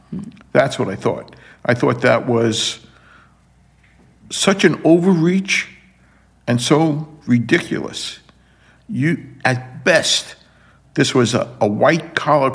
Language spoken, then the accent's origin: English; New York City, New York, United States; I was born and raised in Brooklyn